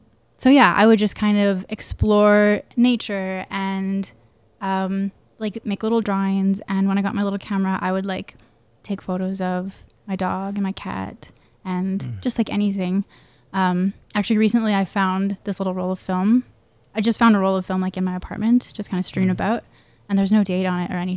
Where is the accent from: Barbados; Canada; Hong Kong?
Canada; Calgary, Alberta; also born or lived in Edmonton area (south of Spruce Grove), Alberta; I was born in Calgary, and then my parents are both entrepreneurs, and they bought a small business in Edmonton. So we moved to Edmonton when I was about 11, out into the country.